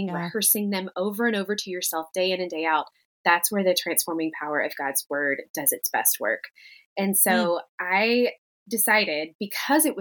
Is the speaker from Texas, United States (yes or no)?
no; Tennessee, United States; something we did in the South, particularly where I grew up in Tennessee